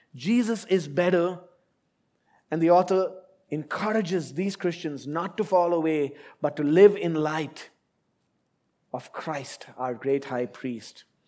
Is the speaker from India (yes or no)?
yes; India; moved away as an adult; now in Abu Dhabi, United Arab Emirates; I left India, my home country, fifteen years ago and I've lived in different places